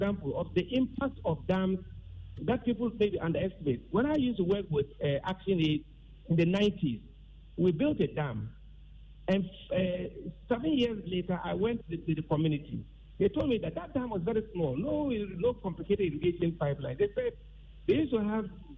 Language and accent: English; Tamale, Northern Region, Ghana; I was born and raised in the North, and I always lived in Tamale.